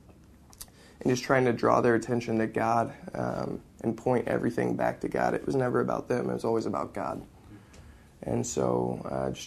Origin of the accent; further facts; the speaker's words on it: Indianapolis, Indiana, United States; I'm from Indianapolis, and I am in Kiev in the Ukraine right now